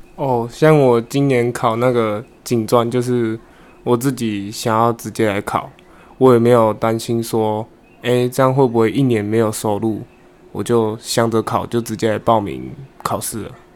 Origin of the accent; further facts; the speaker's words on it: Qingshui, Taichung, Taiwan; 我来自台中清水